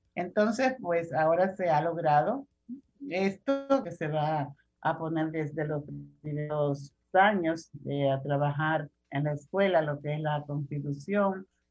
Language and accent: Spanish; Dominican Republic; nosotros como ciudadanos dominicanos